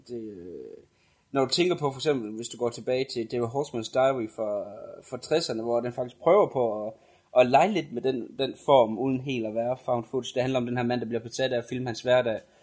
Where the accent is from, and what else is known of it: Denmark